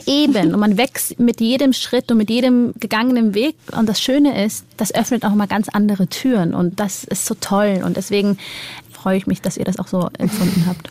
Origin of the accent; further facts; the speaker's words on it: Germany; bei uns in Deutschland